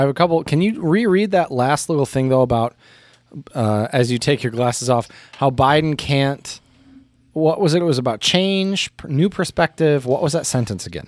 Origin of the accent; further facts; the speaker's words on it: United States; moved away; as an American